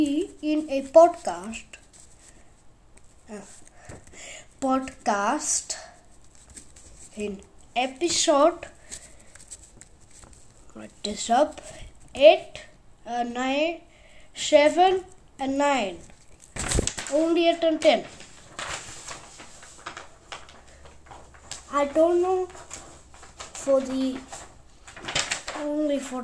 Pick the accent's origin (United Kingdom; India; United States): India; moved away; I am from India, and also I am from Hassan